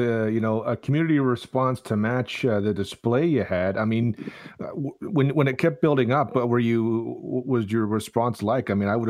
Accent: Canada; I'm Canadian

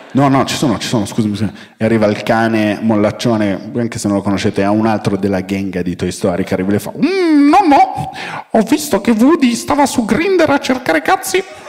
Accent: Milan, Lombardy, Italy; now in Rome, Italy; sono milanese, vivo a Roma

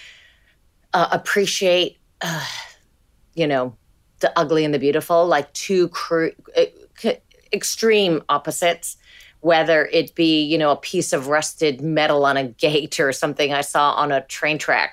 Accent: Hamilton, Ontario, Canada; also born or lived in Italy; we immigrated to Canada from Italy because there was no work in Italy when I was two. So I very much grew up in a kind of Italian bubble

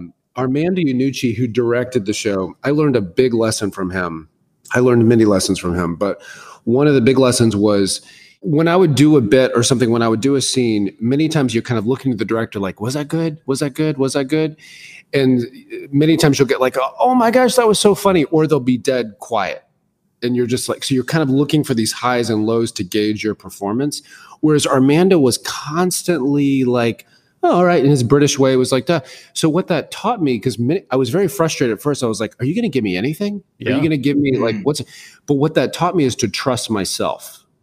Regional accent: Tallahassee, Florida, United States; also born or lived in West Point, New York / Fairfax, Virginia / Germany; I was born in West Point, New York. And then we lived in Fairfax, Virginia. We moved to Germany and Berlin and Heidelberg. We lived all these different places. And in the 7th grade, my dad retired as a colonel. And then we retired in Tallahassee, Florida.

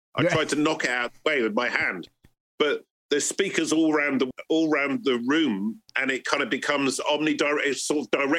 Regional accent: Bristol, South West England, United Kingdom; we're just a bunch of mates amongst quite a few mates growing up in Bristol.

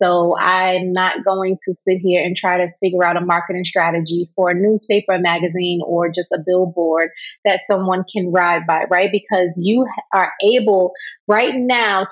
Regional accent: New York, United States; I'm from New York

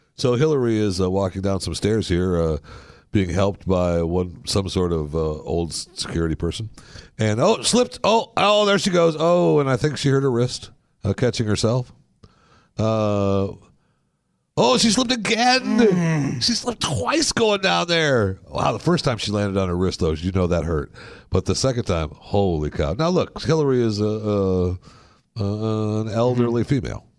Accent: Michigan, United States; moved away; when I was raised in Michigan

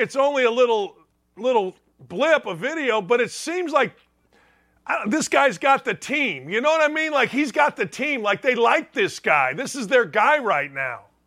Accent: outside Chicago, Illinois, United States; I grew up outside Chicago

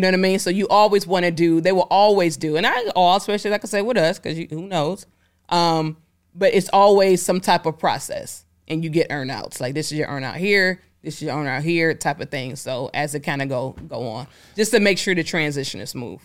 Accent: Detroit, Michigan, United States; I'm from Detroit

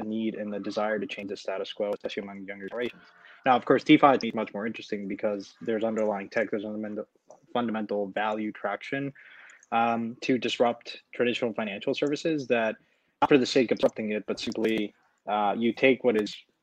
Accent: Mexico; moved away; I'm originally from Mexico, so I came down here to spend a little bit of time with friends and family

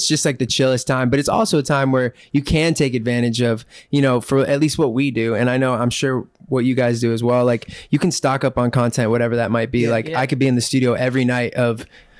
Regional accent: Omaha, Nebraska, United States; now in Los Angeles, United States; we're from, I mean, I know you're from Huntington, right? Yeah. But like Omaha, Nebraska

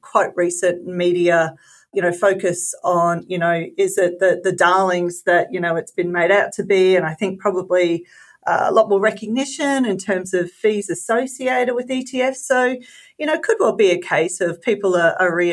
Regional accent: Queensland, Australia

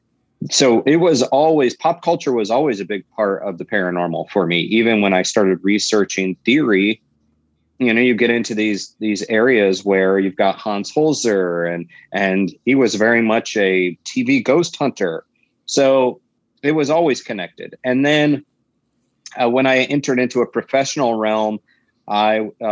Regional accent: the South, United States; accent: Southern drawl; I was raised in the South, and even though I don't think I have an accent, every so often there's a drawl that kicks

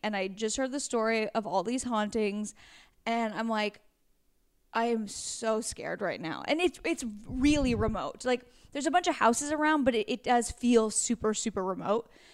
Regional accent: Pacific Northwest, United States; moved away; I'm from the Pacific Northwest

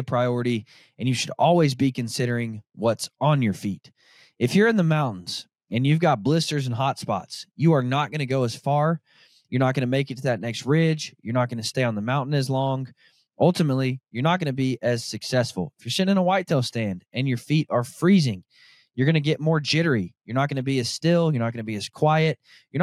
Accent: Arkansas, United States; I grew up born and raised in Arkansas, where deer are no bigger than a chocolate lab

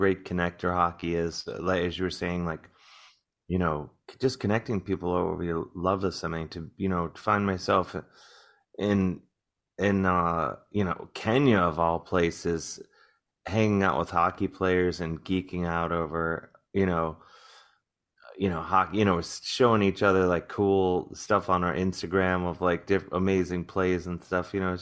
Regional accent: Cleveland, Ohio, United States; now in New York, United States; growing up in Cleveland

